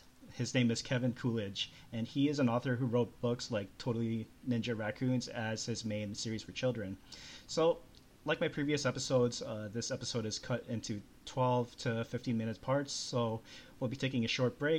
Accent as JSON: {"language": "English", "country": "Canada", "tie": "born or raised there", "moved": "as an adult", "lives_now": "California, United States", "said": "I was in Canada, so Canadian born and raised. And then I started to live here in California for almost about 8 years now."}